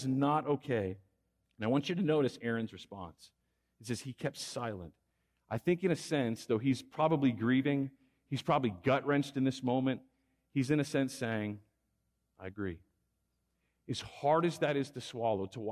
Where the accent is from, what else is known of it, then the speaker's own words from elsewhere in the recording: Texas, United States; moved away as an adult; now in Fresno, United States; I'm a Texan. I grew up in Texas.